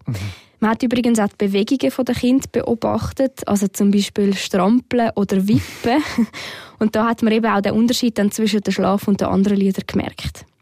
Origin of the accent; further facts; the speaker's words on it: Switzerland; hier bei uns in der Schweiz